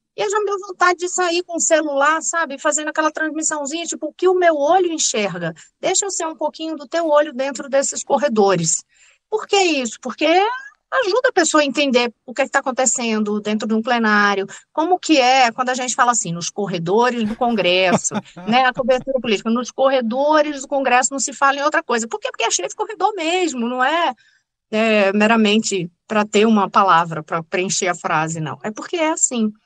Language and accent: Portuguese; Recife, Pernambuco, Brazil; moved away as an adult; now in Brasília, Brazil; Eu sou natural do Recife, torcedora do Náutico